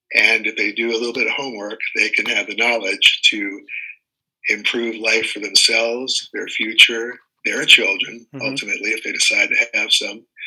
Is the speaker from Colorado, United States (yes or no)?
no; Washington, District of Columbia, United States; also born or lived in East Coast; now in Lake Tahoe, United States; I was born in Washington, D.C.